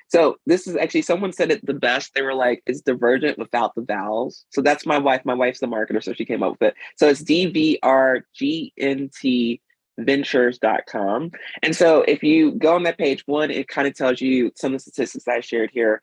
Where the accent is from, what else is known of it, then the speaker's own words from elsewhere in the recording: Mississippi, United States; moved away; when I was growing up in Mississippi